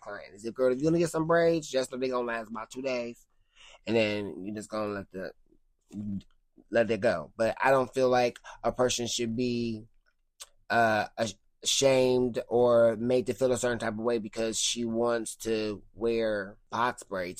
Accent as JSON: {"language": "English", "town": "Cleveland", "region": "Ohio", "country": "United States", "also_born_or_lived": "Twinsburg", "said": "I'm from Cleveland"}